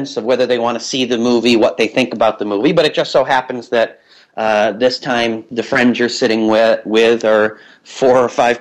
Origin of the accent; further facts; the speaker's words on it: Massachusetts, United States; moved away as an adult; now in New York City, United States; I'm an East Coaster from birth. I'm from Massachusetts originally